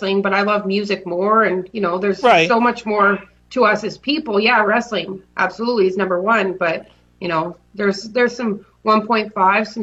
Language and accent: English; Canada; we're from Canada too